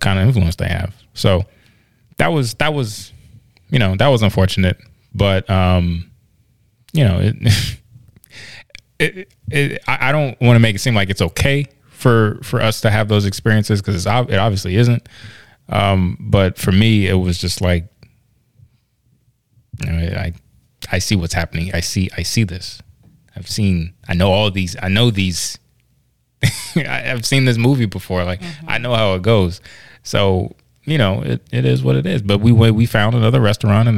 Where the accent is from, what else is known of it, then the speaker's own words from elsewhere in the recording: Virginia, United States; I'm actually from Virginia, though. My dad's from Union County.